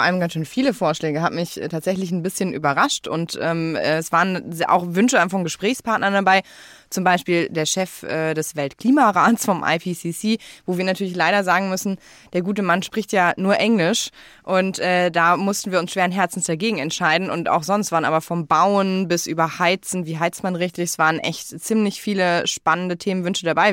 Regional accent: Ahr Valley, Rhineland-Palatinate, Germany; also born or lived in Eifel; meiner Heimat, dem Ahrtal

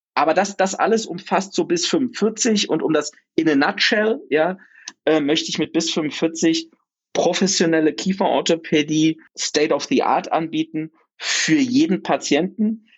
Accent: Oschersleben, Saxony-Anhalt, Germany; also born or lived in Mainz; now in Berlin, Germany; bei uns in Oschersleben, so einer 18.000 Einwohnerstadt

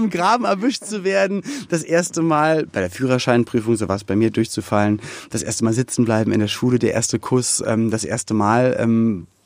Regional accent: Berlin, Germany; aufgewachsen in Berlin-Spandau.

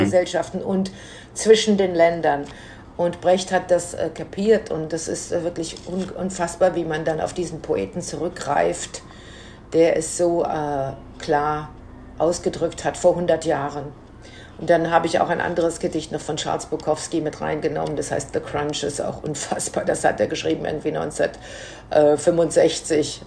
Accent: Menden, North Rhine-Westphalia, Germany; now in New York, United States; in meiner Heimatstadt Menden

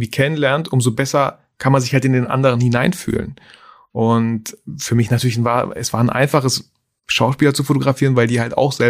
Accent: Germany; also born or lived in Kazakhstan; ich bin in Kasachstan geboren

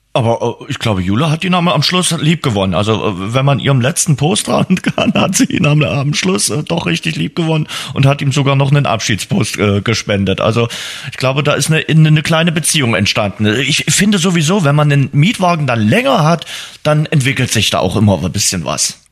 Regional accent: Dresden, Saxony, Germany; für Dresden irgendwie andere Tipps vielleicht geben, als die im Reiseführer stehen, weil wir unsere Stadt nun mal besser kennen als der Reiseführer

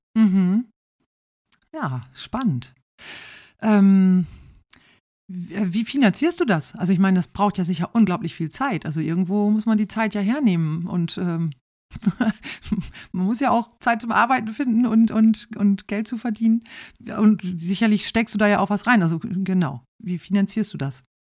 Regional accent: East Frisia, Lower Saxony, Germany; ich stamme aus Ostfriesland.

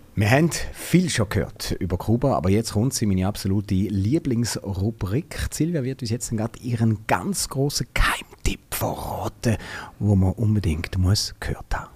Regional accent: Switzerland; bei uns in der Schweiz

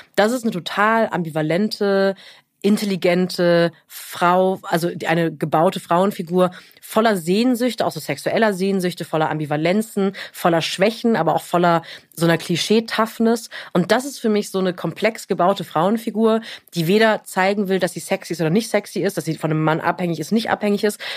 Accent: near Europa-Park Rust, Baden-Württemberg, Germany; ich bin in der Nähe vom Europapark Ruß groß geworden

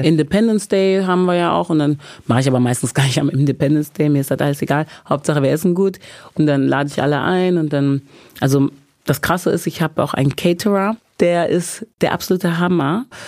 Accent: Bergisches Land, North Rhine-Westphalia, Germany; ich komme ja aus dem Bergischen Land, aus Wermskirchen, Hückeswagen, Remscheid, Leverkusen, die Ecke

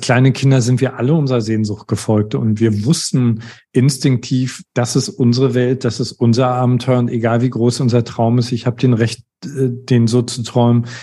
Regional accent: East Germany, Germany; Ich komme aus einem atheistischen Haus. Äh, ich komme aus Ostdeutschland

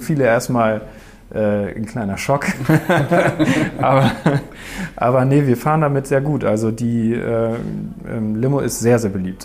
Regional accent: Eutin, Schleswig-Holstein, Germany; wir sind beide hier aufgewachsen in Neutin

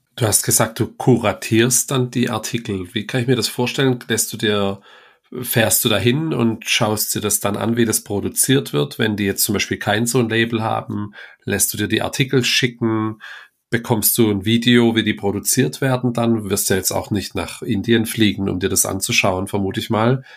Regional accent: das Ländle, Baden-Württemberg, Germany; bei uns im Ländle

